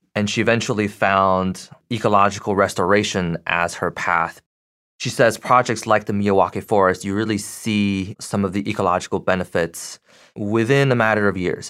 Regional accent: Beijing, China; moved away as an adult; also born or lived in United States; now in Boston, United States; So, I grew up in Beijing, Uh, at the age of eighteen, I came to the U S for college and grad school

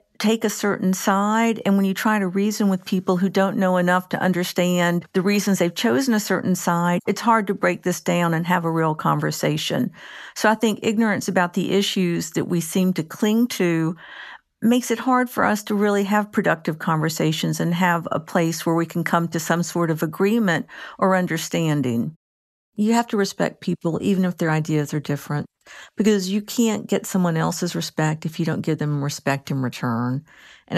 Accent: North Carolina, United States; I'm from Carolina, North Carolina.

